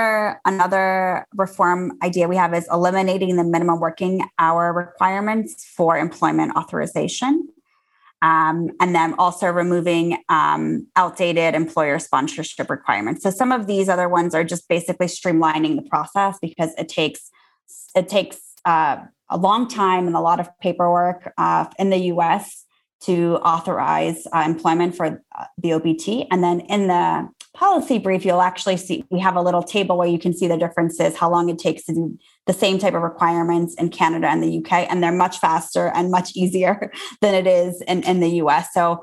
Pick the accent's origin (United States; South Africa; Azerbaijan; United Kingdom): Azerbaijan; moved away; also born or lived in Armenia; So I was born in the Soviet Union as it was collapsing. And we were, my family and I were refugees from Azerbaijan to Armenia.